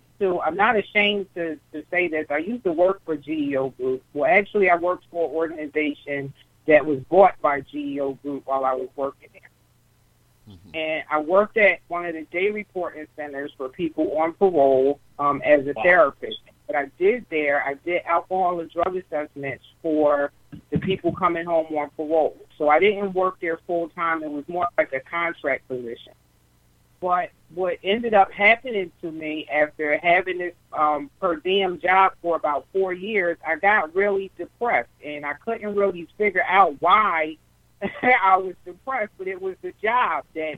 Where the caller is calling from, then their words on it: New Jersey, United States; I'm from New Jersey.